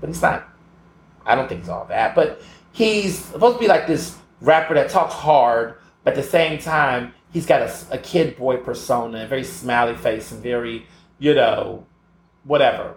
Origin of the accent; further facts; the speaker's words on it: Houston, Texas, United States; I grew up in Houston and across the South